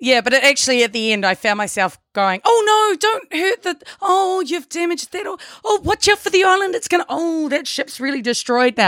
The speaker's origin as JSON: {"language": "English", "country": "New Zealand", "also_born_or_lived": "Australia", "accent": "Kiwi", "moved": "yes"}